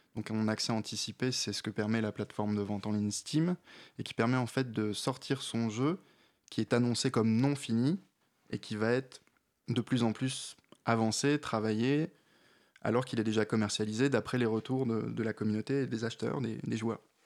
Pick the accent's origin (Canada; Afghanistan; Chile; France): France; the North; je suis du Nord